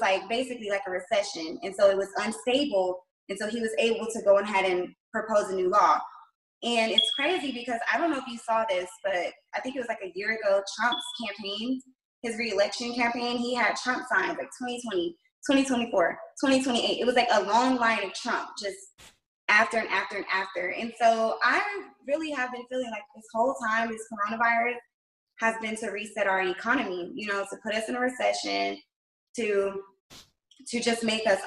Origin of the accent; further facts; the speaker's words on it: Macon, Georgia, United States; I'm from Macon, Georgia.